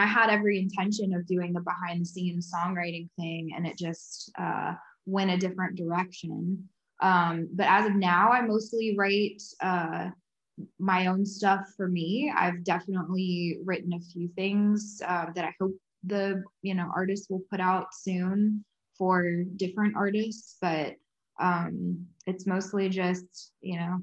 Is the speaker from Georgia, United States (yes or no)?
yes; Georgia, United States; moved away as an adult; also born or lived in Athens, Georgia / St. Simons Island, Georgia / Nashville, Tennessee; I'm originally from Georgia, went to UGA, lived in St. Simon for a couple years, and then moved up to Nashville